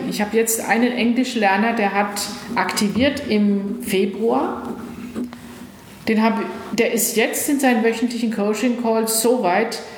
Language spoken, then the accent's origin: German; West Germany, Germany; Ich bin im Westen groß geworden.